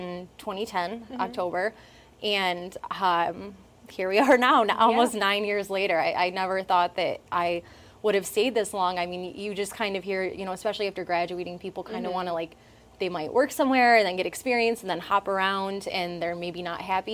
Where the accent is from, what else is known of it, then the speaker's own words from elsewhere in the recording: Vernon, New York, United States; I grew up in Vernon.